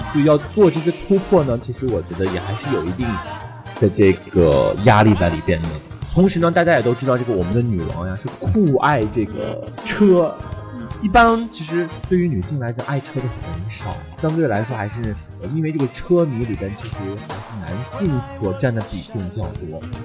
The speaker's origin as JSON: {"language": "Chinese", "country": "China", "said": "我们中国人"}